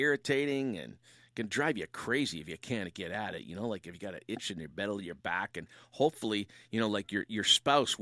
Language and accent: English; Windsor, Ontario, Canada; I was raised in Windsor, Ontario